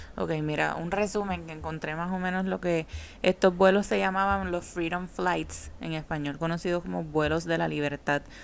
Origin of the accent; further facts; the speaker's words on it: Puerto Rico; nosotros que somos parte de Estados Unidos